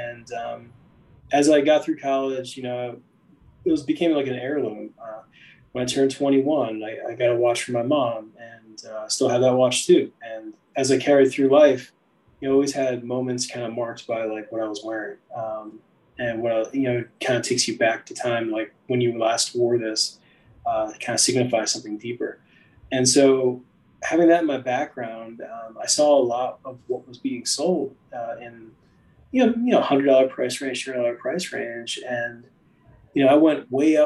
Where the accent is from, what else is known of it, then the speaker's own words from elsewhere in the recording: Allentown, Pennsylvania, United States; moved away as an adult; also born or lived in Greensboro, North Carolina; now in Charlotte, United States; I was born and raised outside of Philadelphia